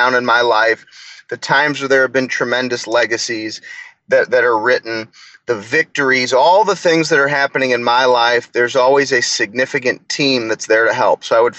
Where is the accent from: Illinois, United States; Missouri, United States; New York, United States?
Missouri, United States; St. Louis; I'm a St. Louis Cardinals fan. I'm from St. Louis.